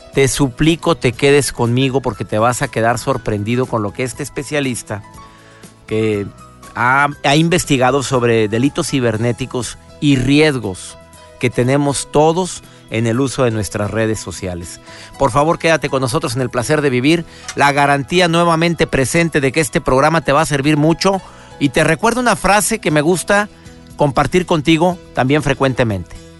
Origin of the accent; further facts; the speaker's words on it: Mexico; mi país, en México